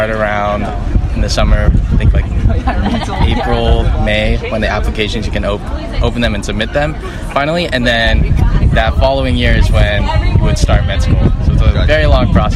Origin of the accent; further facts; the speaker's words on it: Fullerton, California, United States; I grew up here, Southern California, in Fullerton